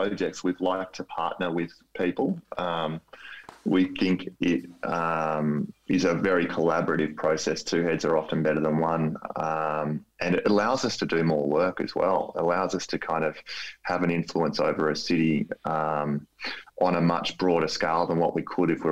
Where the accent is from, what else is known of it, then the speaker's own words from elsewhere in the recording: Melbourne, Victoria, Australia; I'm from Melbourne